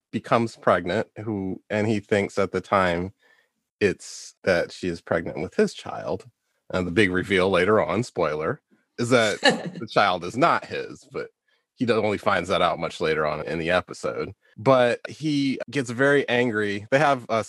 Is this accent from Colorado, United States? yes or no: no; Detroit, Michigan, United States; I live in Detroit. I grew up in Detroit.